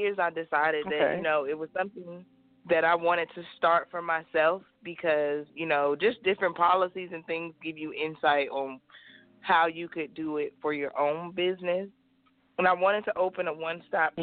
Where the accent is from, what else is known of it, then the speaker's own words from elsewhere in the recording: Mobile, Alabama, United States; moved away as an adult; also born or lived in Newport News, Virginia; I'm originally from Mobile, Alabama. I grew up there